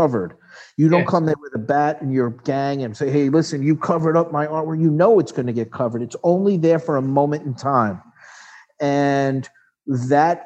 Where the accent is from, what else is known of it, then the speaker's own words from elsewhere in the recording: Long Island, New York, United States; I grew up on Long Island.